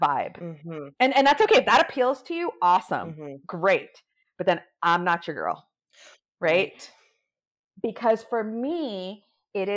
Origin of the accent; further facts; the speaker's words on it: New York, United States; I'm a New Yorker. I'm a first generation daughter of an immigrant family. My parents immigrated here from India.